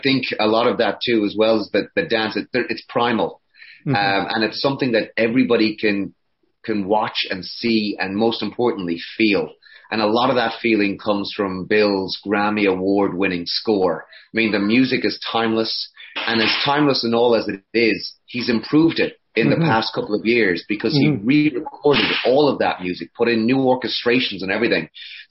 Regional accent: Connacht, Ireland; now in United States; We immigrated from Ireland to the US

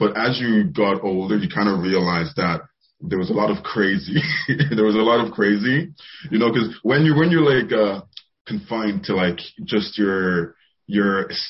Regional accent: Ireland; also born or lived in Nigeria / England; I am 22 from so basically I was born in Nigeria. So I lived there for a few years. Then I moved over to England with my family. And then we moved to Ireland back in 03, I believe.

